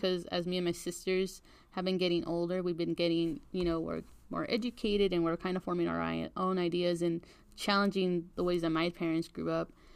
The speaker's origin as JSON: {"language": "English", "country": "United States", "tie": "born or raised there", "said": "our Mexican culture influenced us growing up in the States"}